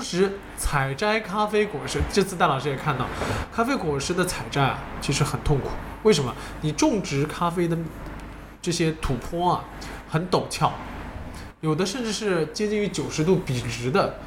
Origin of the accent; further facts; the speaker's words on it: China; 我们中国人